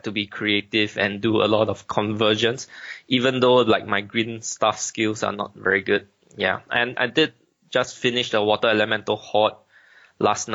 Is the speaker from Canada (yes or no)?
no; Singapore; I'm actually from Asia, in this small little island country called Singapore